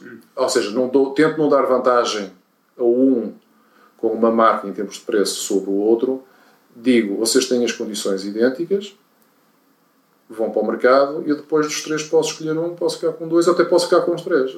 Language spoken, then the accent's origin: Portuguese; Portugal; nós como portugueses